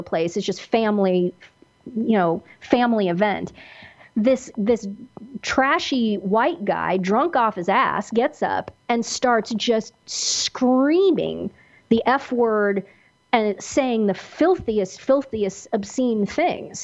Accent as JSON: {"language": "English", "region": "Kansas", "country": "United States", "tie": "born or raised there", "said": "where I grew up in Kansas"}